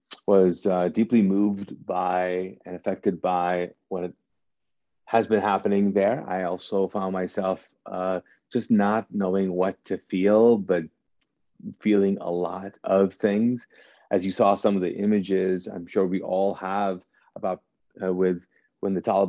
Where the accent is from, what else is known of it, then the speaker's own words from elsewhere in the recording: Kuwait; now in United States; I grew up in Kuwait. I was born and raised there, and grew up there as a Pakistani, because my parents are Pakistani.